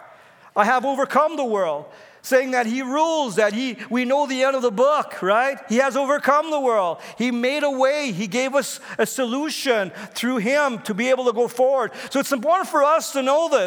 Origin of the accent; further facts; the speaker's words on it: Canada; as Canadian